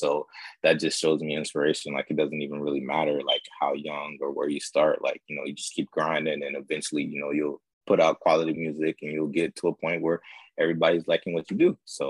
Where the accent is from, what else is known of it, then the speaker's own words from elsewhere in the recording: Fort Lauderdale, Florida, United States; also born or lived in Jacksonville, Florida; because I'm really from South Florida, so for Lauderdale